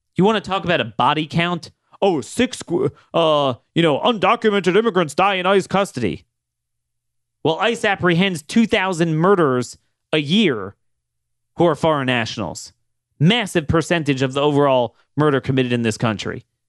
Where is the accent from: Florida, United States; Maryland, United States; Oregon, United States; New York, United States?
Maryland, United States; Baltimore; growing up in Ba-, the Baltimore area